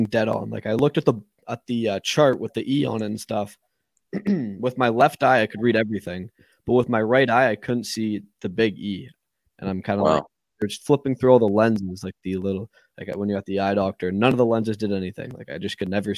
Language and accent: English; Burlington, Ontario, Canada; I grew up in Burlington, Ontario, and played hockey